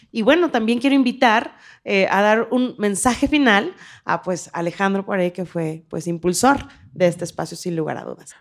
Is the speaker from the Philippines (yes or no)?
no; Mexico; como mexicanas y mexicanos